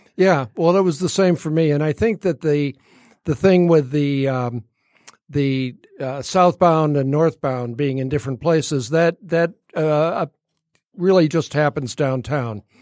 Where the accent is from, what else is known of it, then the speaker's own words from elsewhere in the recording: Royal Oak, Michigan, United States; as a little kid growing up in Royal Oak